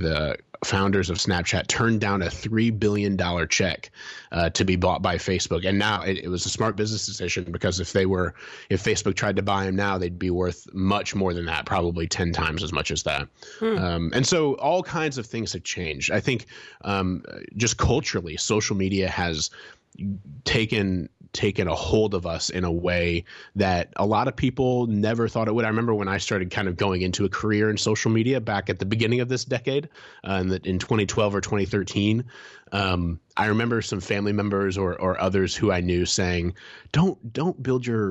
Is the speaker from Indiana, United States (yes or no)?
yes; Fort Wayne, Indiana, United States; downtown Fort Wayne, the town I grew up in Indiana